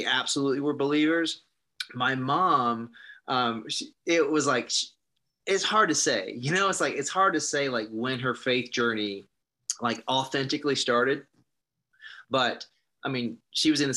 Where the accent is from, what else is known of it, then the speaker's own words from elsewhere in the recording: South Carolina, United States; moved away; also born or lived in California; I grew up in South Carolina, so in the middle of the Bible Belt.